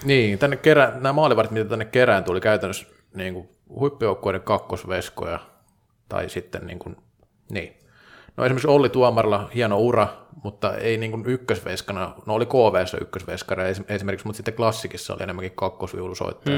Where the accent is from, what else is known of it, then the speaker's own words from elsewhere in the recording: Vaasa, Ostrobothnia, Finland; moved away as an adult; also born or lived in Tampere; kun olin parikymppinen, niin tota, Vaasassa ei salibändi pelattu. Sitten muutin Tampereelle